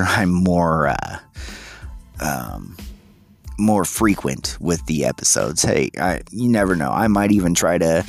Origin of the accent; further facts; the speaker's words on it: United States; we as the American people